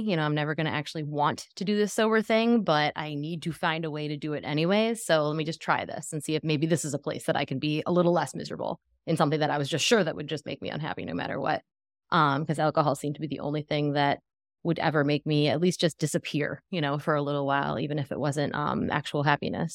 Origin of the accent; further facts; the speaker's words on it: Western New York, United States; now in Tampa, United States; I currently live in Tampa, Florida, I'm from Western New York